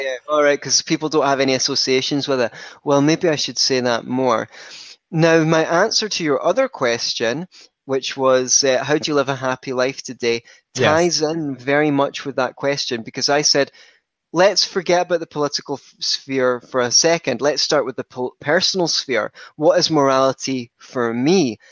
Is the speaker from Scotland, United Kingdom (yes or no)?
yes; Scotland, United Kingdom; I grew up in Scotland, where I still reside